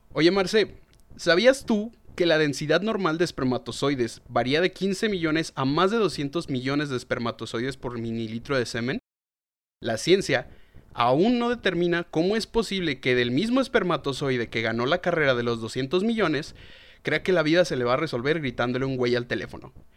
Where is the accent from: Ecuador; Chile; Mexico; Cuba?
Mexico; León, Guanajuato; la ciudad donde soy originario, de León, Guanajuato